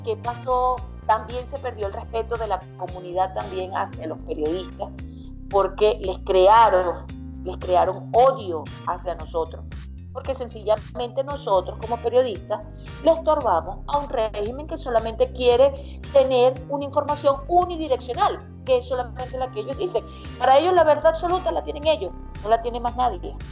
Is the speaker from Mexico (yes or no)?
no; Venezuela; moved away as an adult; now in United States; nosotros como venezolanos